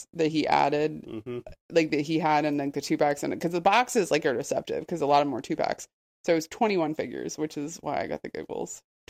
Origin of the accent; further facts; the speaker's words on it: Raleigh, North Carolina, United States; I'm from Raleigh originally. I was born and raised here. So I've been here over 40 years.